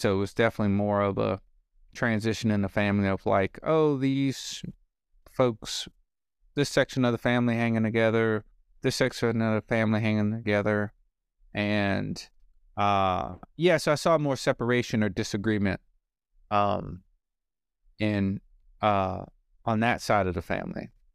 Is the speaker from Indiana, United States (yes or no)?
no; New Orleans, Louisiana, United States; I was born in New Orleans.